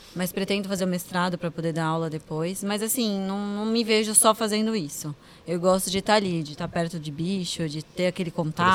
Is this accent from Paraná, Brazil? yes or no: no; Santos, São Paulo, Brazil; voltei para cá, para minha terra